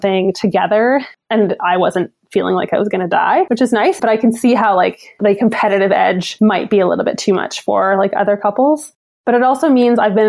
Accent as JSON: {"language": "English", "region": "Newfoundland and Labrador", "country": "Canada", "tie": "born or raised there", "moved": "yes", "lives_now": "Ottawa, Canada", "said": "growing up in Newfoundland, you kind of say goodbye to the sun in like November or so"}